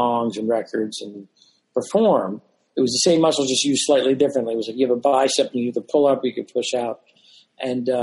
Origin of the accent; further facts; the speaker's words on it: Philadelphia, Pennsylvania, United States; I grew up in Philadelphia